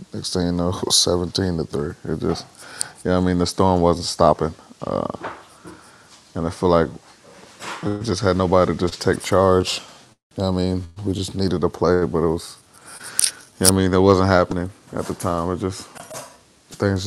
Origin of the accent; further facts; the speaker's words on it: Virginia, United States; moved away; I'm from Virginia